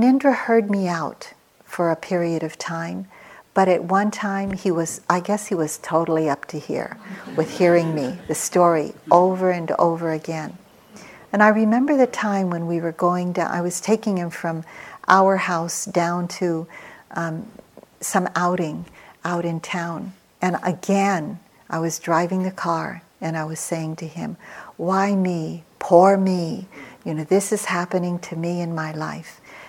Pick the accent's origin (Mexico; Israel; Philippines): Philippines; moved away as an adult; now in United States; I came to America with three small children as a single parent. I came from the Philippines.